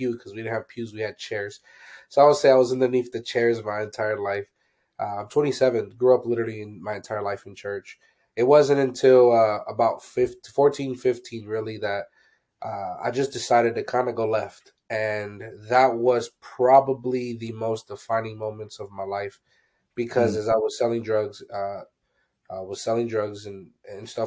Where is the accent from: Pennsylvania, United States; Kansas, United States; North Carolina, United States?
Pennsylvania, United States; I'm from Pennsylvania